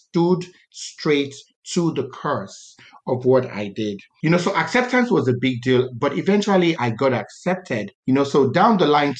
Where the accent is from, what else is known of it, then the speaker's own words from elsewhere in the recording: Calabar, Cross River, Nigeria; I was born in Calabar